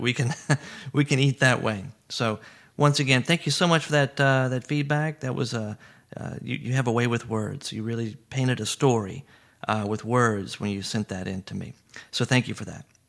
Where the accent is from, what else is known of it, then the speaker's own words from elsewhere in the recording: Baton Rouge, Louisiana, United States; growing up in Baton Rouge